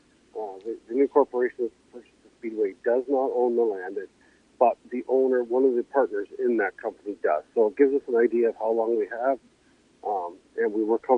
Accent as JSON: {"language": "English", "town": "Delaware", "region": "Ontario", "country": "Canada", "tie": "born or raised there", "said": "We grew up around Delaware"}